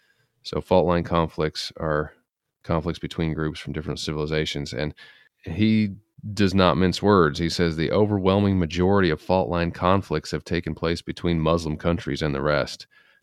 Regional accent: Salt Lake City, Utah, United States; so I'm from Utah, Salt Lake, and it's just, I remember going to Vegas and there wasn't anyone but white people there.

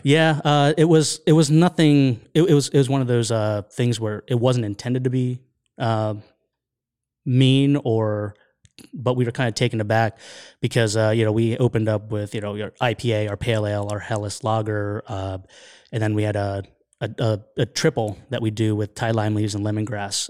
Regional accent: Lancaster, Pennsylvania, United States; I grew up in Lancaster, Pennsylvania

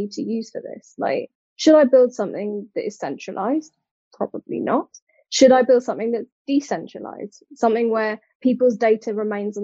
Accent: United Kingdom; accent: British; moved away as an adult; now in Cork, Ireland; based out of Cork, but obviously you can hear from my accent, very much British

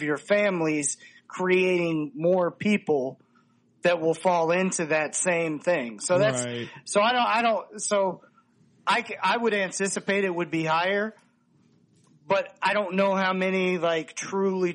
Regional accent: United States; we don't think about as, you know, Americans

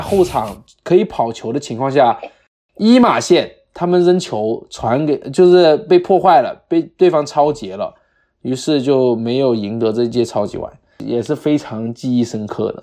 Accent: Guangdong, China; accent: Guangdong accent; also born or lived in Jamestown, United States / Arizona, United States; now in United States; 因为我们在广东长大的嘛

